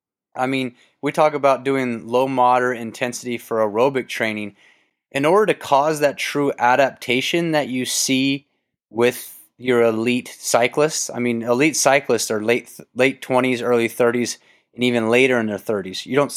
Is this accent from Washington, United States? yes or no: no; Kentucky, United States; I grew up in Kentucky. We had tobacco barns.